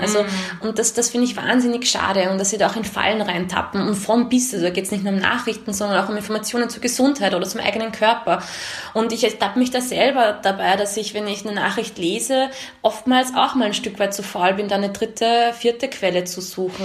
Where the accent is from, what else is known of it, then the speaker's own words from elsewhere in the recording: Austria; also born or lived in Romania; ich bin hier geprägt, hier zur Schule gegangen, hier aufgewachsen. Ähm, ich würde mich als Österreicherin sehen